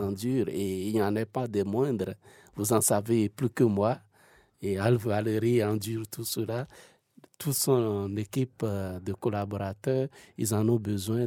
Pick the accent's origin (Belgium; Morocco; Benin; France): Benin; now in Switzerland; moi, je viens de l'Afrique de l'Ouest, ah ah. d'un pays qu'on appelle le Bénin